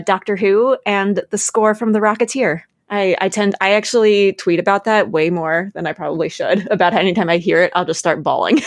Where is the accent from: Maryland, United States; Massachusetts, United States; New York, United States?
Maryland, United States; I'm from Maryland